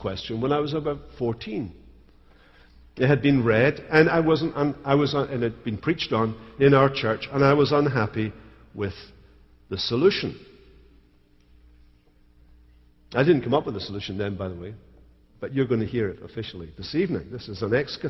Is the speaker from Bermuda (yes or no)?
no; Scotland, United Kingdom; as a Scotsman